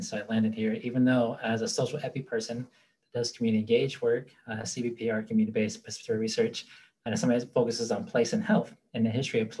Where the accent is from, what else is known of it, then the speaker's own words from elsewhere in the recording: Steubenville, Ohio, United States; moved away; also born or lived in Baltimore, Maryland; I'm originally from the Pittsburgh area, just outside of Pittsburgh, Steubenville, Ohio. I always say that I was born in a red line city. I grew up in sundown towns and was raised in segregated low-income and public housing.